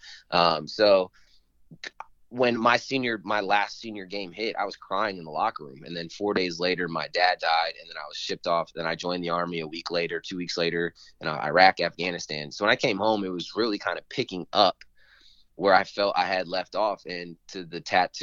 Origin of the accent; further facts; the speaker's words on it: Northern Virginia, United States; So I grew up in Northern Virginia area